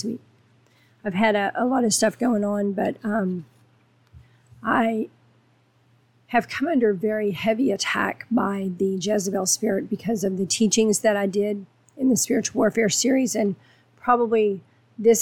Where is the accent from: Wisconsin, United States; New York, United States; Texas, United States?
Texas, United States; I'm from Texas